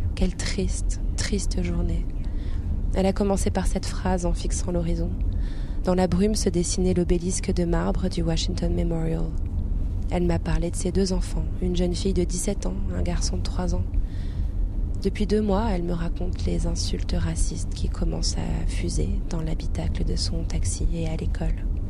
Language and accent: French; France; Je suis française